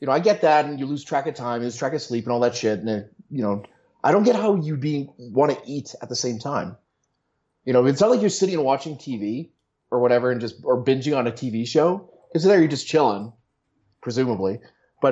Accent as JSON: {"language": "English", "town": "Winnipeg", "region": "Manitoba", "country": "Canada", "tie": "born or raised there", "also_born_or_lived": "United States / Alberta", "moved": "as an adult", "lives_now": "Calgary, Canada", "said": "I grew up in Winnipeg"}